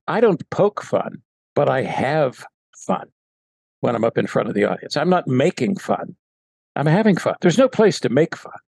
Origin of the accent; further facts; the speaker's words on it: Pittsburgh, Pennsylvania, United States; I grew up in Western Pennsylvania, Pittsburgh, Pennsylvania